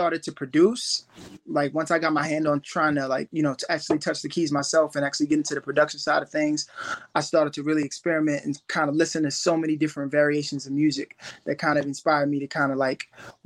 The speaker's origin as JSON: {"language": "English", "town": "New York City", "region": "New York", "country": "United States", "tie": "born or raised there", "said": "growing up in East New York, I grew up in the hood"}